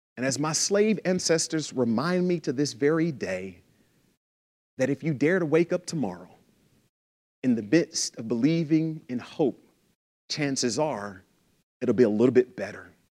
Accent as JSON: {"language": "English", "town": "Lufkin", "region": "Texas", "country": "United States", "tie": "born or raised there", "said": "I grew up in Texas. I'm a Texan."}